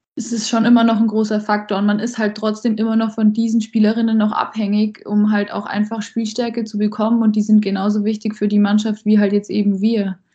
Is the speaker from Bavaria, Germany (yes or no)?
yes; Landshut, Bavaria, Germany; also born or lived in Ingolstadt; mit der bin ich zusammen in Landshut schon aufgewachsen